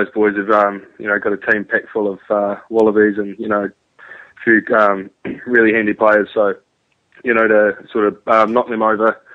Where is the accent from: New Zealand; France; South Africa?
New Zealand; Wellington; moved away as an adult; also born or lived in England; now in Melbourne, Australia; I was born in Wellington, New Zealand.